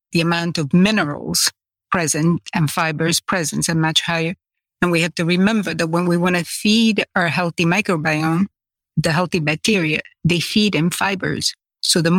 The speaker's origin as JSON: {"language": "English", "region": "Sicily", "country": "Italy", "tie": "born or raised there", "moved": "yes", "said": "growing up in Sicily, no one ate anything that came from any boxes"}